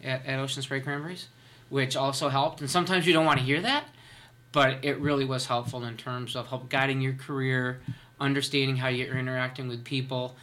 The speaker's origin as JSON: {"language": "English", "area": "Berkshire County", "region": "western Massachusetts", "country": "United States", "tie": "born or raised there", "said": "I come from the Berkshire County areas out in western Massachusetts"}